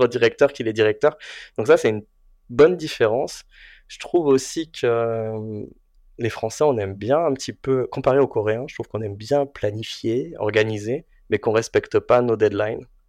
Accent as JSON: {"language": "French", "country": "France", "also_born_or_lived": "South Korea / Japan / Singapore", "moved": "as an adult", "lives_now": "Taiwan", "said": "je suis français, coréen, taïwanais"}